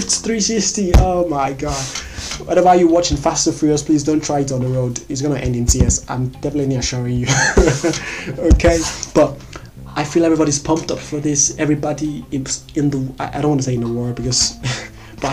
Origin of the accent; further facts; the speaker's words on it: Nigeria; as a Nigerian